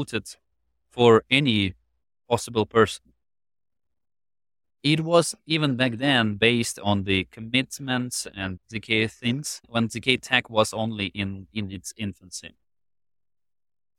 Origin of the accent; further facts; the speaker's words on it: Ukraine; I was born and raised in Ukraine right after the split of the Soviet Union.